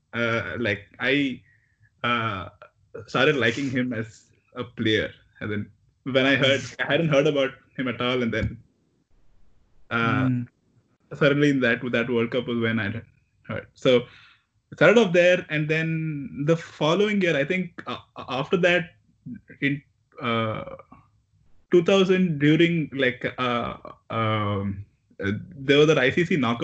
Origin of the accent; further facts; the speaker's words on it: India; growing up in India